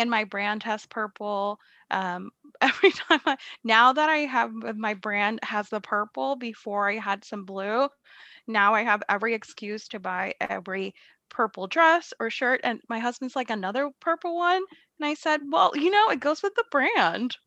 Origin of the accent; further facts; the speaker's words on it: Puerto Rico; moved away as an adult; now in Massachusetts, United States; I'm from Puerto Rico